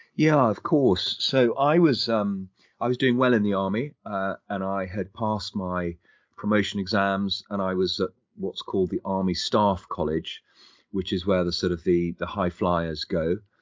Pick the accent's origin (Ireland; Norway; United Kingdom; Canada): United Kingdom; London; I was born and bred in London.